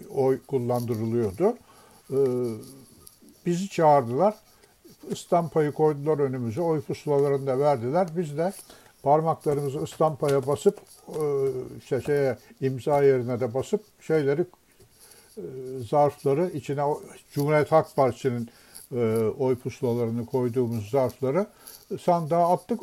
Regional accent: Istanbul, Turkey; biz Beşiktaş'ta oturuyorduk

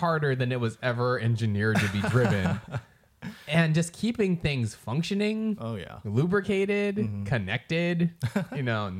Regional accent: Northern California, United States; And we are from Northern California, so there's going to be some hellas here.

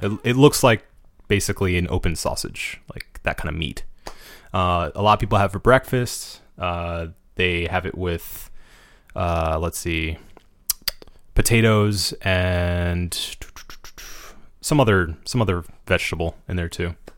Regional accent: United States; as an American

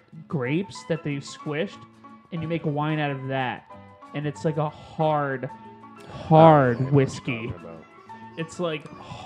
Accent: England, United Kingdom; Here's the thing. I'm English, so he'll fucking kick my ass.

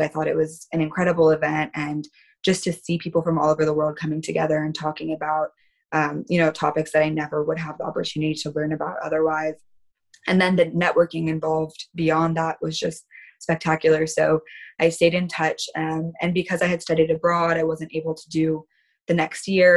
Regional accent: California, United States; I'm from California. This is where I'm born and raised

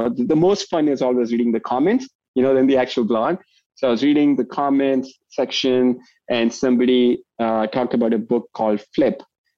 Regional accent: India; moved away as an adult; also born or lived in New York / Chicago / California; now in Toronto, Canada; So I moved here from India, you know, so shocker, I'm not from Texas originally. I moved here from India right after high school. So I was 18 when I moved to New York.

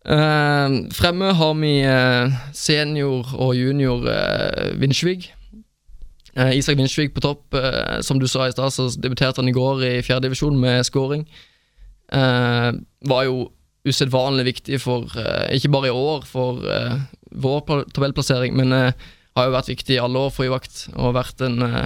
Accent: Sørlandet, Norway; moved away; Jeg var kun hjemme på Sørlandet i år

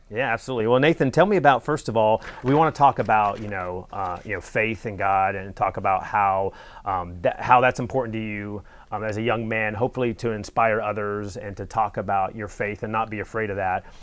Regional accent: North Carolina, United States; I'm from North Carolina as well

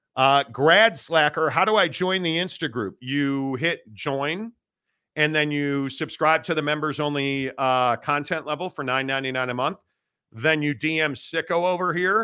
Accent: Chicago, Illinois, United States; I grew up in Chicago

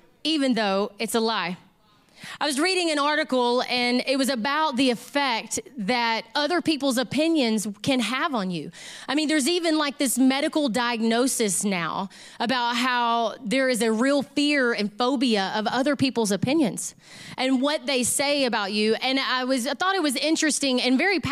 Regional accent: Southeast Texas, United States; I grew up in Southeast Texas

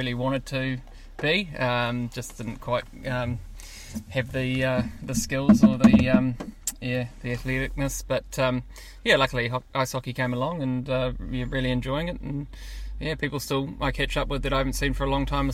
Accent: Auckland, New Zealand; We grew up in Linfield, which is sort of central west Auckland.

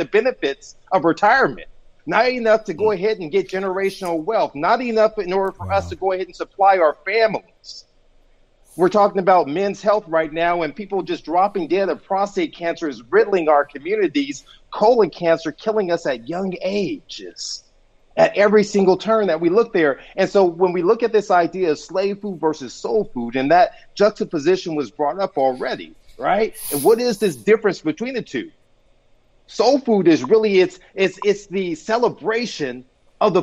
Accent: Compton, California, United States; I grew up in Compton, California.

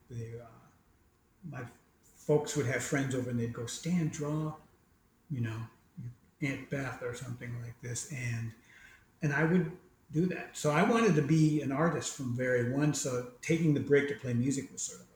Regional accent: Midwest, United States; we didn't have tons of money growing up in the Midwest when I was a kid.

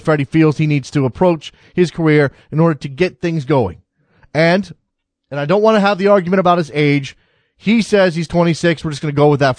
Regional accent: United States; as an American who grew up in an American sports context

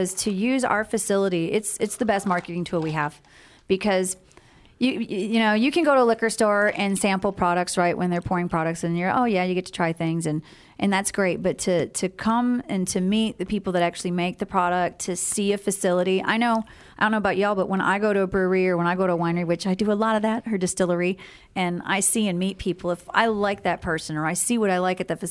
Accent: Midwest, United States; moved away; I'm originally from the Midwest

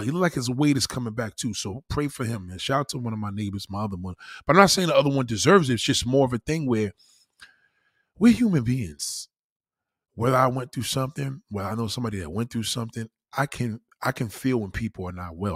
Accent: New York, United States; being a New Yorker

